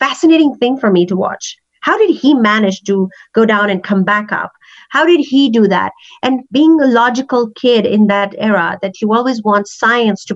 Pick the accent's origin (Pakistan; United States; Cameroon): Pakistan; English is a second language; also born or lived in Kenya; now in Calgary, Canada; growing up in Pakistan